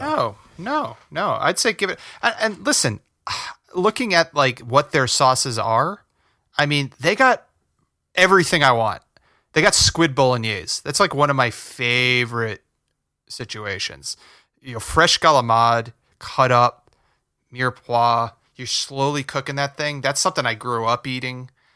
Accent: New Jersey, United States; moved away as an adult; now in Los Angeles, United States; We grew up in Jersey. We grew up in North Jersey

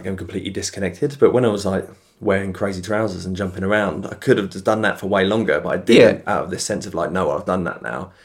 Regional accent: United Kingdom; I'm obviously being British

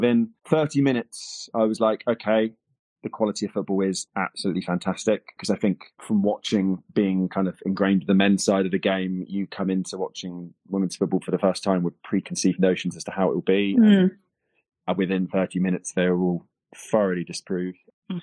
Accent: United Kingdom; I grew up slightly outside London

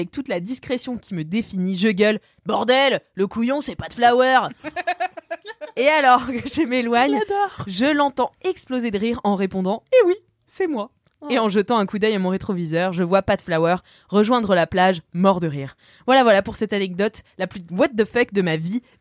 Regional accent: Corsica, France; Donc, euh, comme on dit chez nous en Corse

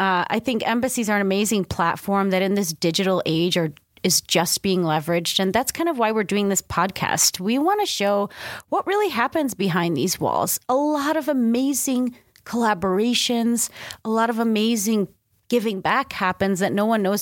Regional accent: United States; also born or lived in Stockholm, Sweden; As an American that spent 4 years living in Sweden

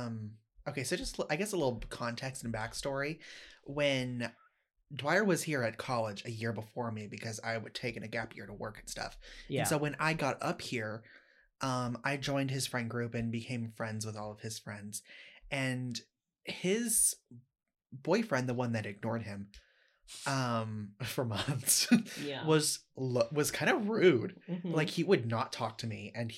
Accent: Austin, Texas, United States; also born or lived in Corpus Christi; Grew up in Austin, Texas, okay. But before that, I was born in Corpus Christi, Texas.

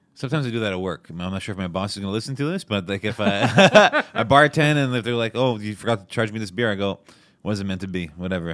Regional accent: Montreal, Quebec, Canada; also born or lived in Toronto; I'm from Montreal.

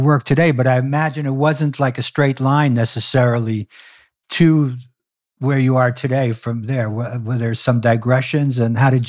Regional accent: New York City, New York, United States; That's my hometown, Brighton Beach, where I grew up

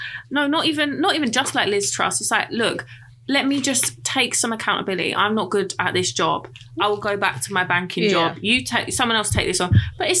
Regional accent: Essex, East of England, United Kingdom; where I live, and I grew up in Essex, because it's right next door to London

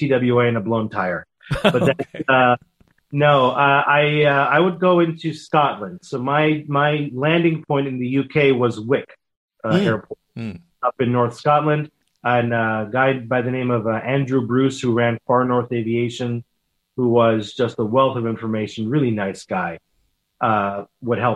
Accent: Israel; moved away; I grew up in Israel

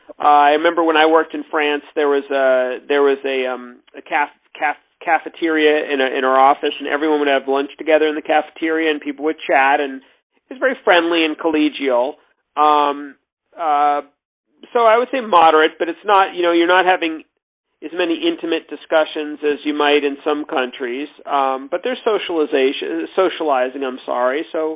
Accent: United States; I'm American, and I was young, in my early 20s at the time

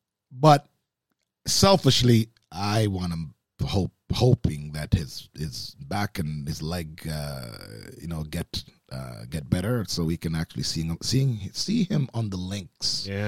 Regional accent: Oakville, Ontario, Canada; You know, I mean, growing up in Oakville, there's certainly lots of friends that whose fathers played golf.

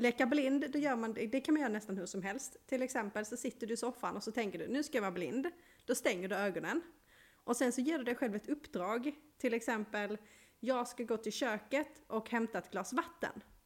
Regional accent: Malmö, Skåne, Sweden; jag är ju från Malmö och där badar vi i havet

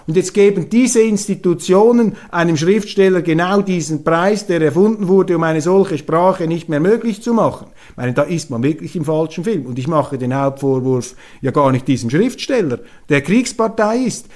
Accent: Switzerland; als Schweizer

